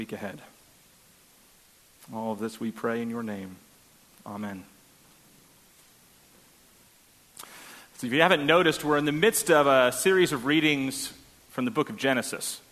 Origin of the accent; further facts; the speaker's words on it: Boston, Massachusetts, United States; I'm from Boston.